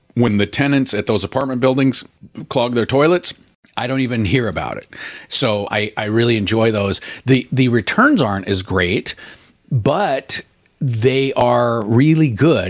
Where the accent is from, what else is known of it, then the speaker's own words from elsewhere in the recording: Portland, United States; I'm from Portland